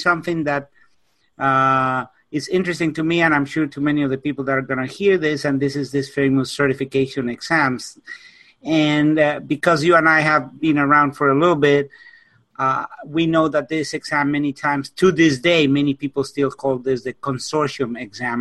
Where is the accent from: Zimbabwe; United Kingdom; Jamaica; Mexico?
Mexico; Mexico City; moved away as an adult; now in United States; I was born and raised in Mexico City, and about 30 years ago, I came to the States